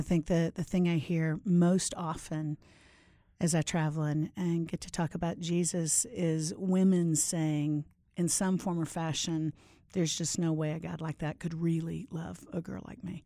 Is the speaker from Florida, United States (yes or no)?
yes; Orlando, Florida, United States; moved away as an adult; also born or lived in Nashville, Tennessee; I grew up in Orlando